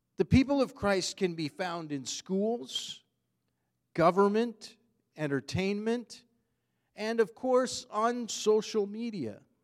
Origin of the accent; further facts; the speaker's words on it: Canada; we are Canadian citizens